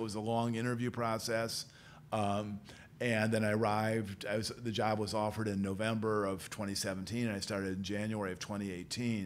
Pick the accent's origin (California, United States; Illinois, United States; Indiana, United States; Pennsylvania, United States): Illinois, United States; Peoria; moved away as an adult; also born or lived in Galesburg, Illinois / Springfield, Illinois / Washington, District of Columbia, United States; now in Carbondale, United States; I grew up uh, in Peoria